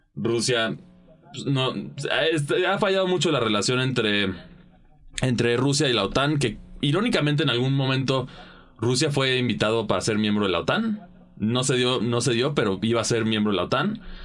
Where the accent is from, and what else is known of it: Mexico